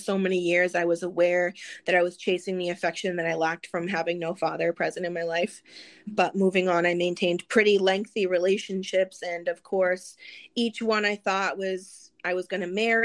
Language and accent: English; Massachusetts, United States; I grew up in Massachusetts